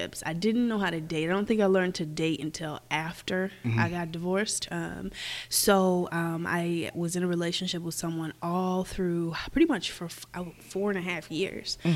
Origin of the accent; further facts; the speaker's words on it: Indianapolis, Indiana, United States; I'm from Indianapolis